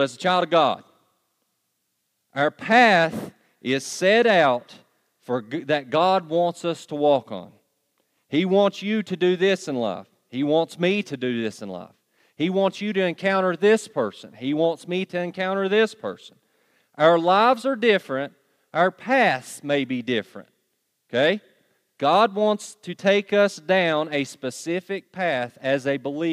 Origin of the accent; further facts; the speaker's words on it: Pound, Virginia, United States; I really am from Pound